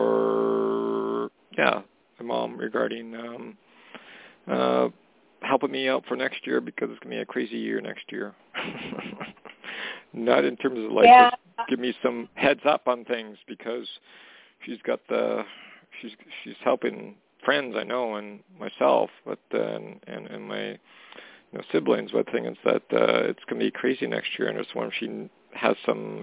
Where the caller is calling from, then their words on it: Canada; calling from Canada